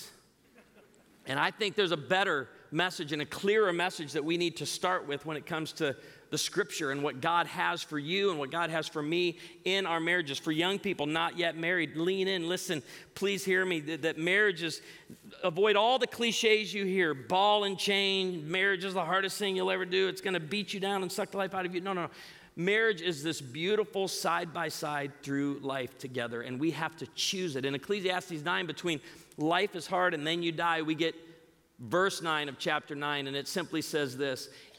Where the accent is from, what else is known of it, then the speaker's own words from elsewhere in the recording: outside of Chicago, Illinois, United States; moved away; I grew up outside of Chicago